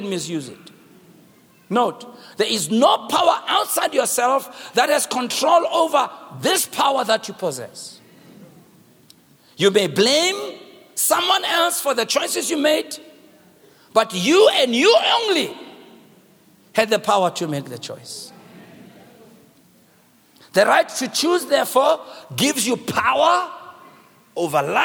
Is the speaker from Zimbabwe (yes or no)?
no; Soweto, Gauteng, South Africa; I'm from Soweto.